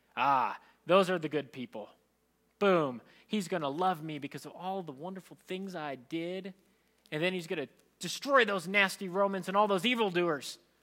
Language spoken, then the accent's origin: English; Philippines; as a Filipino